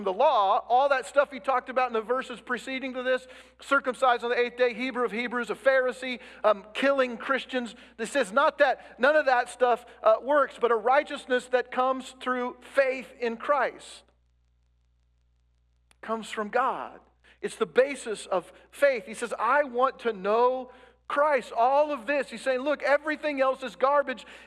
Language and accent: English; United States